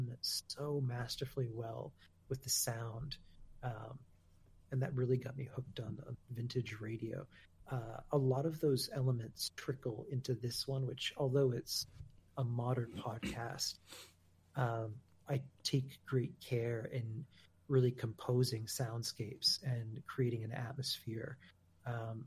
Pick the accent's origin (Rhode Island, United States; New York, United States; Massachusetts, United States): Massachusetts, United States; Newburyport; So in Newburyport, where I grew up